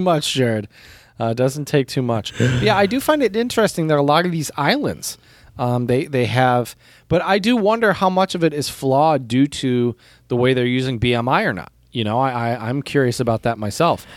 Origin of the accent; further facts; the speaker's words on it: United States; in the U S, we are not the type of culture